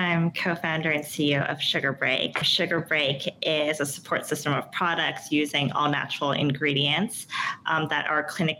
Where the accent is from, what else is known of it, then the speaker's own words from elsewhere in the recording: Toronto, Ontario, Canada; moved away; also born or lived in Hong Kong; I'm originally from Toronto. I also, part of my childhood, grew up in Hong Kong.